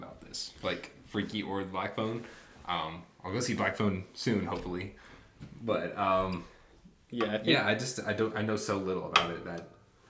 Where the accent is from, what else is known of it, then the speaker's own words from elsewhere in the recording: Florida, United States; I grew up in Florida